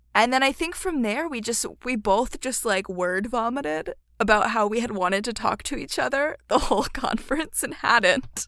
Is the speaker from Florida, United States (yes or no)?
no; Philadelphia, Pennsylvania, United States; Philadelphia, my hometown